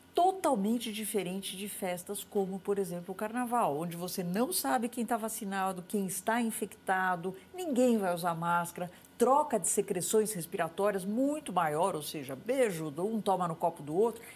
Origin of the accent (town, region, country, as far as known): Brazil